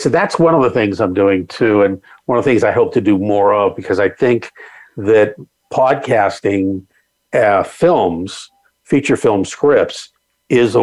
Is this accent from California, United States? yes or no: yes; Southern California, United States; growing up in Southern California